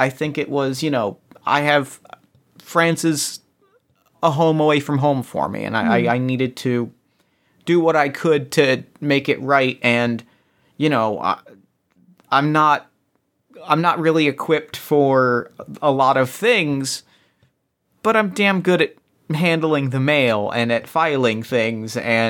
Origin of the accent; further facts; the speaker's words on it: England, United Kingdom; So, like, I am English, but I have a strong French background.